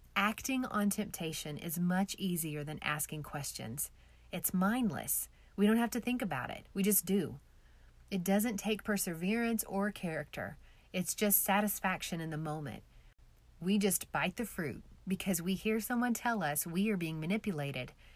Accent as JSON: {"language": "English", "region": "Oklahoma", "country": "United States", "said": "I'm from Oklahoma"}